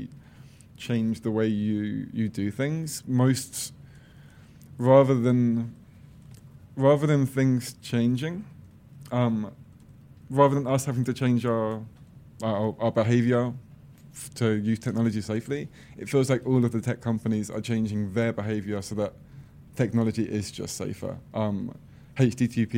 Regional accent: Croydon, London, United Kingdom; I'm from Croydon, which is like a really crappy place just inside of London

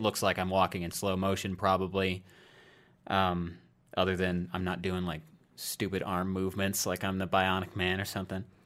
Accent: Iowa, United States; moved away; I moved out of my home state of Iowa

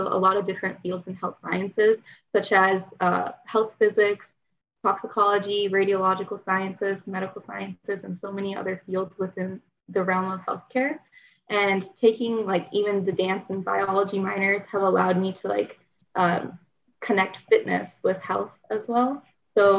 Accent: Ashburn, Virginia, United States; moved away; I'm from Ashburn, Virginia.

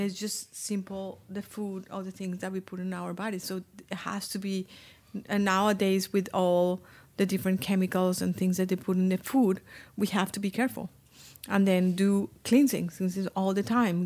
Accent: Colombia; English is a second language; moved away as an adult; also born or lived in Iowa; when I grew up in Colombia

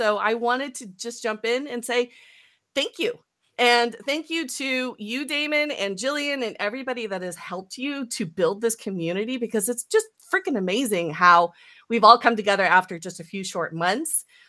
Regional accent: San Mateo, California, United States; So the household that I grew up in San Mateo was my grandmother, my mother's mother, lived with us.

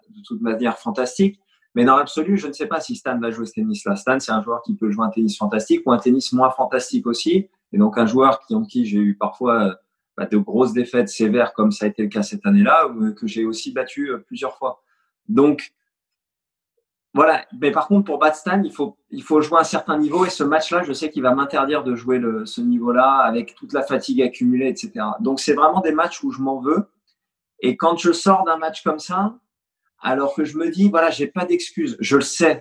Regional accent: Fontenay-sous-Bois, Île-de-France, France; also born or lived in Poitiers; j'ai grandi à l'US Fontenay. J'y suis resté jusqu'à 18 ans

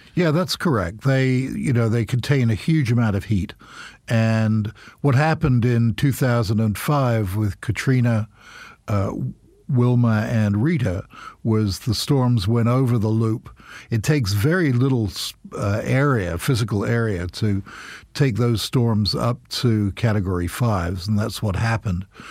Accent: United Kingdom; now in United States; I'm British as well.

